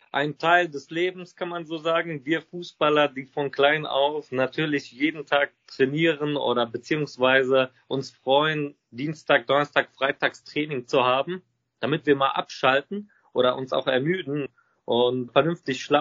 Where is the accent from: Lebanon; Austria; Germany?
Lebanon; Wir sind beide ursprünglich aus dem Libanon.